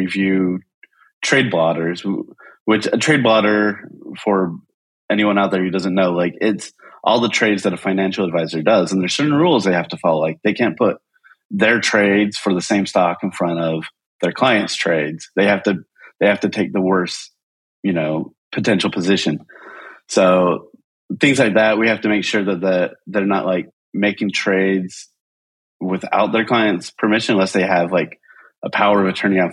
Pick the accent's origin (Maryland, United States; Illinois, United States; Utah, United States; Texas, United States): Utah, United States; moved away as an adult; also born or lived in upstate New York; I grew up in Utah